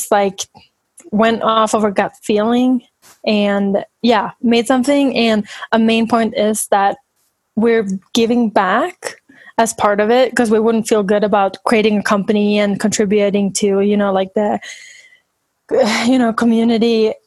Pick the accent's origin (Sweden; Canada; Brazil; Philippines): Sweden; moved away as an adult; now in United States; I'm from Sweden, and I've been in the U.S. for 5 years now, but we visit my family a lot and go to Sweden